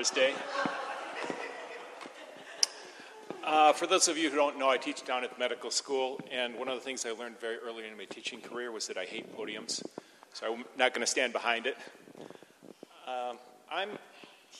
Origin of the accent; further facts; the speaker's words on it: Wisconsin, United States; also born or lived in Lansing, Michigan; I grew up in Wisconsin.